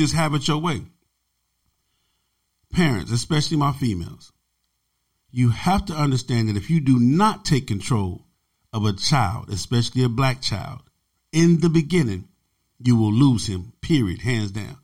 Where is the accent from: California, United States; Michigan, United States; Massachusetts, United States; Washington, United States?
California, United States; Los Angeles; also born or lived in Compton / Long Beach; Growing up in South Central Los Angeles, growing up in Compton, Watts, Long Beach